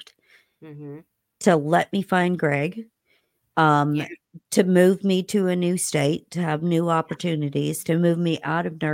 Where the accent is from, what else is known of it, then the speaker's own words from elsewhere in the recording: Indiana, United States; moved away; in between Bloomington and my hometown